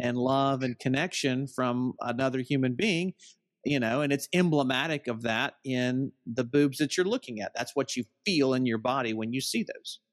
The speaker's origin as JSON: {"language": "English", "region": "Southern United States", "country": "United States", "said": "I'm from the Southern United States"}